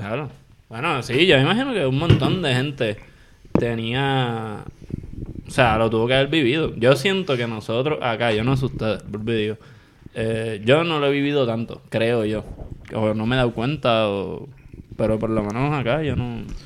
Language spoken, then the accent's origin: Spanish; Puerto Rico; como somos todos los puertorriqueños